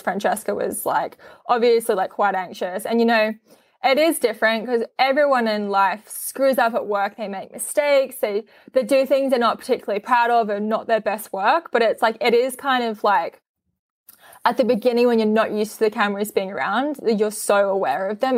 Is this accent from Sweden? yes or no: no; Australia; I'm Australian